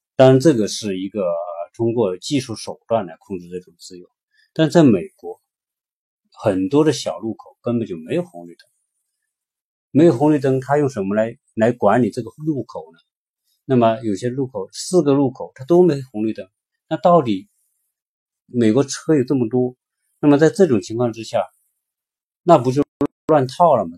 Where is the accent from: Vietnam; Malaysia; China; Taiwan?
China